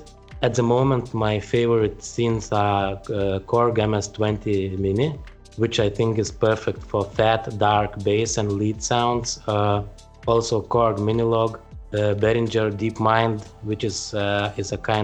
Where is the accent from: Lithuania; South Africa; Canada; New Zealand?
Lithuania; Vilnius, Vilnius County; I'm from Vilnius, Lithuania